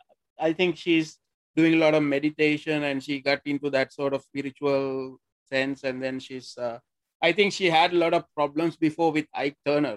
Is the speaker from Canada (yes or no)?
no; Sri Lanka; moved away; I'm actually from Sri Lanka, so I'm kind of close to very British way of life because we play cricket, we play football also in Sri Lanka.